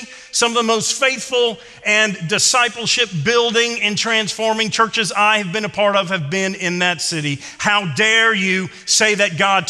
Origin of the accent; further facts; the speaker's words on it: Louisiana, United States; Growing up in Louisiana, my dad's side of the family still is in New Orleans.